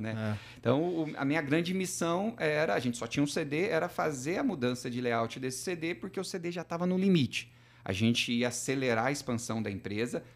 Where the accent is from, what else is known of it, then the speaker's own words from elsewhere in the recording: southern Minas Gerais, Brazil; moved away; sou mineiro do sul de Minas